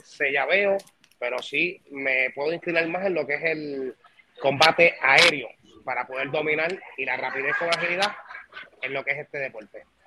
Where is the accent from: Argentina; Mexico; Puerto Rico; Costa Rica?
Puerto Rico; conozco el negocio en mi tierrita